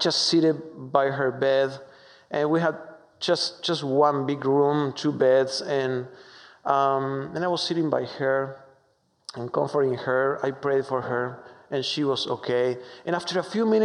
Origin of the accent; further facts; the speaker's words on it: Argentina; English is a second language; moved away as an adult; now in United States; I am from Argentina, so excuse my strong accent